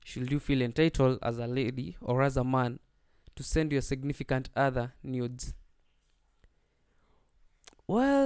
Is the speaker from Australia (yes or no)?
no; Nyandarua County, Kenya; I hail from Nyandarua County.